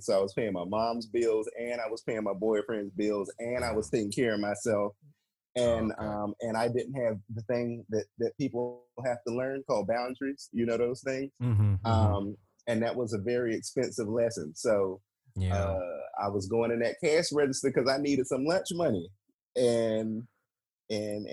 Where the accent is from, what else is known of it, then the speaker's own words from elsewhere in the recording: Washington, District of Columbia, United States; moved away as an adult; also born or lived in North Carolina; I'm from D.C.